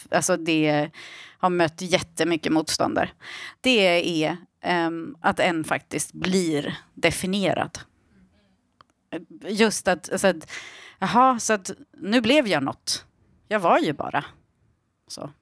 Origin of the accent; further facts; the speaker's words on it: Iran; moved away; jag är ju född i Iran